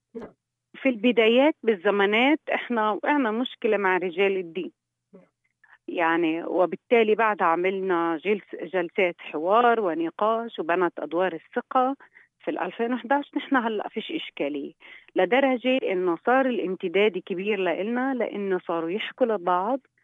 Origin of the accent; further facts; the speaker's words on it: Palestine; احنا عندنا بفلسطين